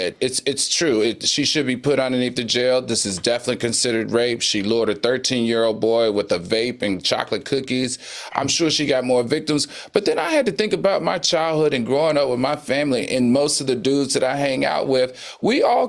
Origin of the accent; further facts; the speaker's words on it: the South, United States; I'm from the South